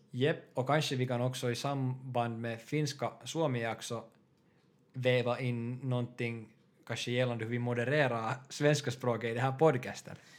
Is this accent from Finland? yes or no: yes; Porvoo, Uusimaa, Finland; moved away as an adult; now in Helsinki, Finland; Jag kommer från Borgå också. Och nuförtiden bor i Helsingfors.